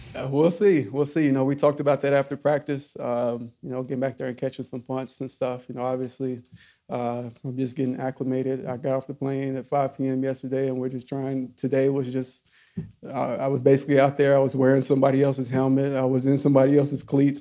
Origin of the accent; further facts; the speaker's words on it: Alcoa, Tennessee, United States; I grew up in Alcoa, about 12 minutes away